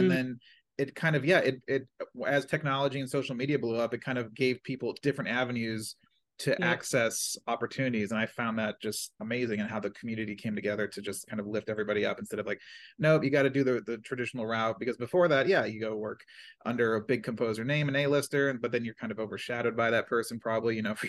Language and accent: English; Maryland, United States; moved away as an adult; now in Los Angeles, United States; I'm from Maryland. I went to film school right outside Baltimore. And then I moved to LA with all my friends.